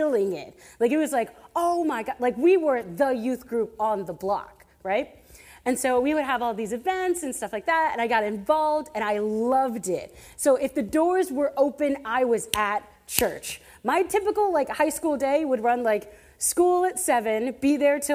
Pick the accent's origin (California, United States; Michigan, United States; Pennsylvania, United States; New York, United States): Pennsylvania, United States; Adamstown; moved away; I am from Adamstown, Pennsylvania, where the closest Walmart to my parents' house has horse and buggy parking